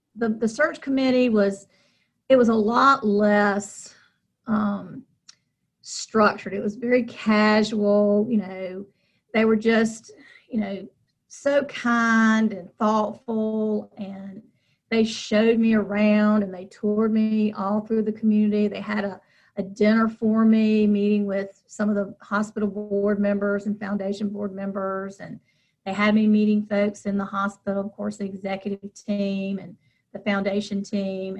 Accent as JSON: {"language": "English", "town": "Charlotte", "region": "North Carolina", "country": "United States", "tie": "born or raised there", "moved": "as an adult", "lives_now": "Rocky Mount, United States", "said": "I was born in Charlotte"}